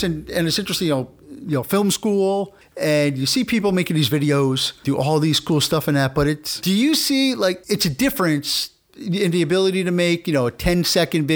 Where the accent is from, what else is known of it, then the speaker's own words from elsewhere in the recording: New York, United States; I'm a New York, really a New Yorker.